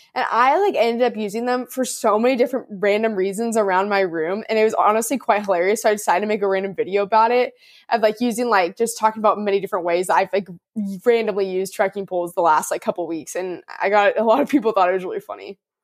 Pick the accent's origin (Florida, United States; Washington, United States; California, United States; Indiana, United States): California, United States; Orange County, Southern; also born or lived in Houston, Texas; I am from Southern California, Orange County, And I am currently at, um, in Southern California, Orange County, so I'm still here